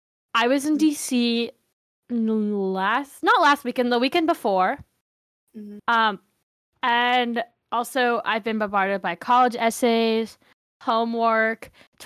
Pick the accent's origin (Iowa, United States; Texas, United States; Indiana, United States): Texas, United States; I'm from Texas.